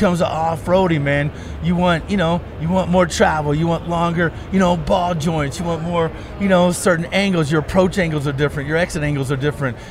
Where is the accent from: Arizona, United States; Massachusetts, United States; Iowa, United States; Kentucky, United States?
Kentucky, United States; also born or lived in Florida; now in Colorado, United States; I grew up in Kentucky.